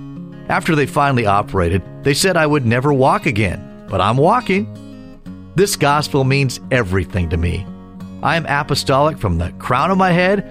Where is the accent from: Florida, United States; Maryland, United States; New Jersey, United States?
Florida, United States; At the age of 21, I returned to my home state of Florida to be married.